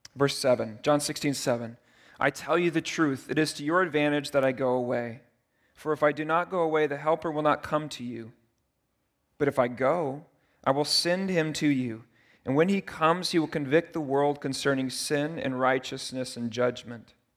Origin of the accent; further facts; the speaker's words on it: United States; I'm so American